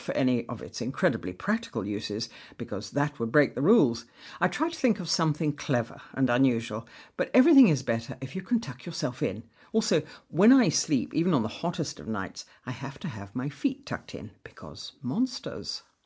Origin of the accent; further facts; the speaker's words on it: Lulworth Cove, South West England, United Kingdom; I was born and brought up in Lulworth Cove